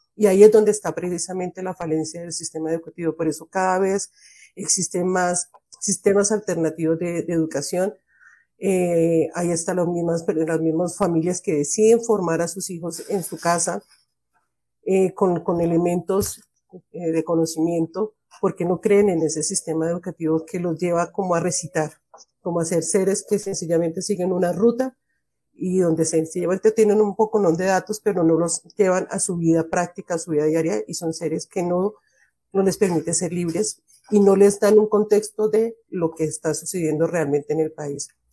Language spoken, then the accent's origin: Spanish; Colombia